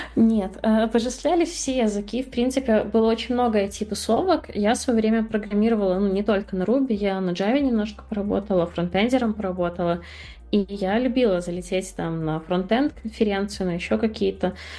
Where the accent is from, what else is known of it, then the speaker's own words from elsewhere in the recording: Belarus; moved away as an adult; also born or lived in Minsk, Belarus; now in Batumi, Georgia; я родилась в Беларуси, в маленьком городе. Когда ты рождаешься в маленьком городе в Беларуси, все, что ты делаешь, это все возможно, ну, хорошо учишься, чтобы оттуда уехать.